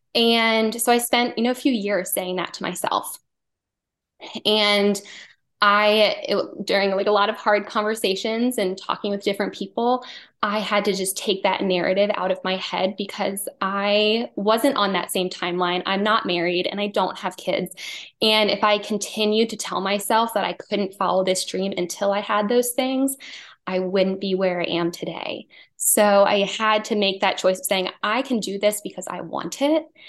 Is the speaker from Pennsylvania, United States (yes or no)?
yes; outside of Philadelphia, Pennsylvania, United States; moved away as an adult; now in Wilmington, United States; I grew up outside of Philadelphia